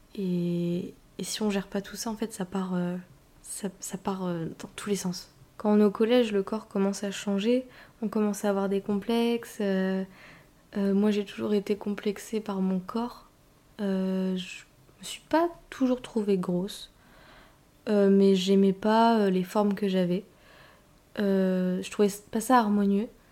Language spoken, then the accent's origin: French; northern France, France; moved away as an adult; now in Paris, France; je viens du nord de la France, où j'ai grandi avec ma mère, mon père, euh, mon petit frère. Et puis maintenant j'habite sur Paris toute seule